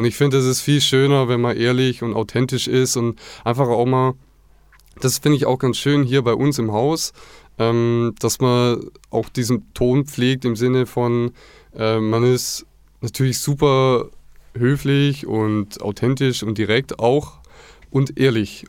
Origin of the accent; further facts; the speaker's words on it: Black Forest, near Villingen-Schwenningen, Baden-Württemberg, Germany; moved away as an adult; ich bin im Schwarzwald aufgewachsen, in der Nähe von Villingen-Schwenningen, das ist der Landkreis Schwarzwald-Bar-Heuberg.